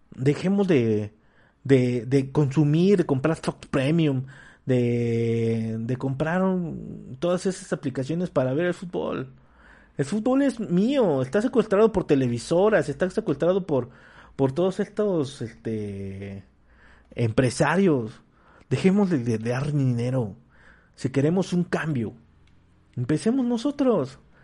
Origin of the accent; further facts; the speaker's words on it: Mexico; como mexicanos